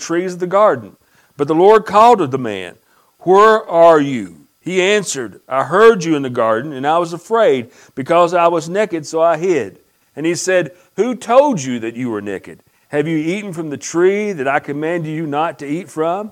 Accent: United States; when I grew up in Pike County, many, many years ago

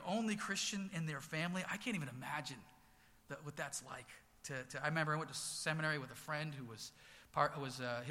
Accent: Haverhill, Massachusetts, United States; I grew up here in Haverhill, you know, K through 12 public schools here

